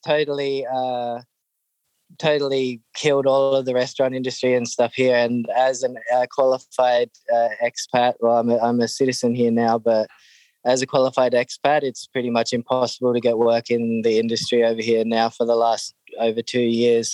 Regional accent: Norfolk Island; moved away as an adult; now in Vanuatu; I was born on Norfolk Island and I lived there most of my life.

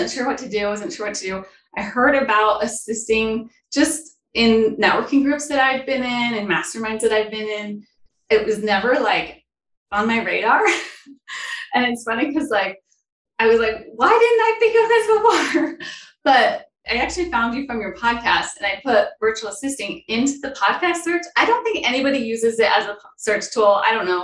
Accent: Brigham City, Utah, United States; I am from Brigham City, Utah. It's kind of northern part of Utah.

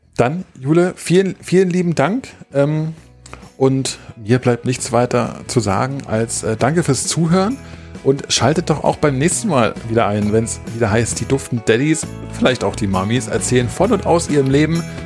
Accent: East Germany, Germany; moved away; weil ich bin nun mal im Osten geboren. Ich sage jetzt nicht in der DDR, obwohl es offiziell so ist, aber ich bin ja im Osten groß geworden

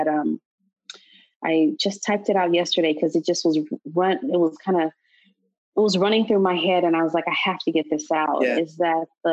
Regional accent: Los Angeles, California, United States; moved away as an adult; also born or lived in Illinois; I was born and raised in Los Angeles.

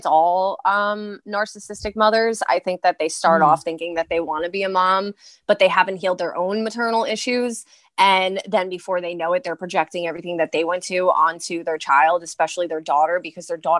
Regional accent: New York City, New York, United States; I'm from Brooklyn, Staten Island

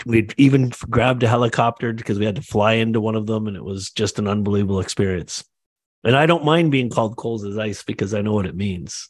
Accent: Canada; also born or lived in Toronto; I'm Canadian, I live in Toronto

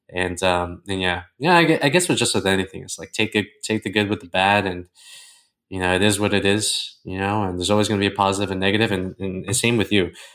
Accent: Toronto, Ontario, Canada; moved away as an adult; now in Costa Rica; I've always lived about ten to twenty miles away from my hometown.

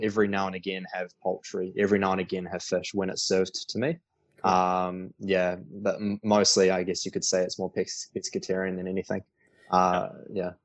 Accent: Auckland, New Zealand; also born or lived in Queenstown, New Zealand / Sydney, Australia / Melbourne, Australia; So grew up in Auckland, New Zealand, and right now I'm in Auckland

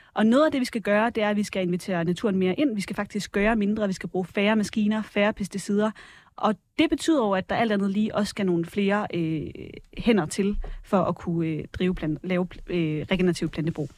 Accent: Varde, Southern Denmark, Denmark; voksede op i Varde, i Vestjylland

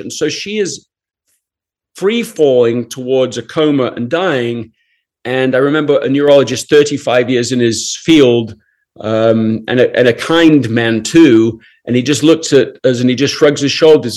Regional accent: England, United Kingdom; I grew up in England

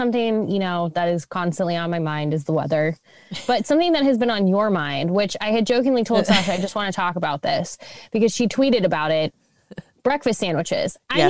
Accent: Midwest, United States; we are from the Midwest and that is what Midwesterners do, is we talk about the weather.

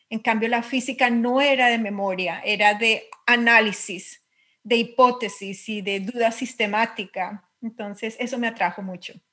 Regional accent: Colombia; accent: Colombian; moved away as an adult; now in England, United Kingdom; soy física, soy colombiana

